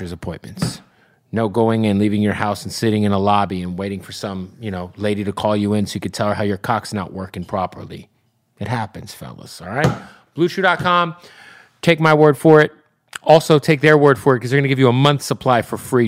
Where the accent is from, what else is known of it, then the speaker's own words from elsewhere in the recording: Phoenix, Arizona, United States; Phoenix, Arizona, my hometown